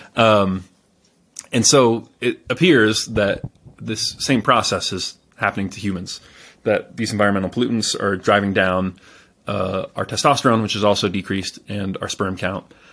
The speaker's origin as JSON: {"language": "English", "region": "California", "country": "United States", "tie": "born or raised there", "said": "I was born in California"}